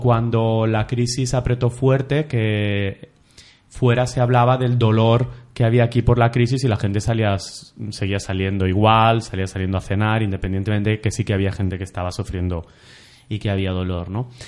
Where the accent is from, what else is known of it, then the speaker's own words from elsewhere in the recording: Olesa de Montserrat, Catalonia, Spain; yo soy de Olesa, un pueblo que hay a unos 30 minutos de, Barcelona